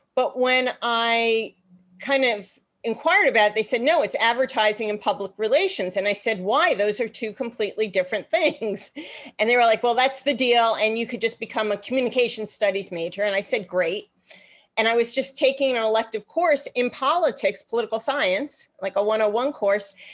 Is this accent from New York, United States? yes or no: yes; New York, United States; also born or lived in Boston; I grew up in New York. I'm actually born and bred New Yorker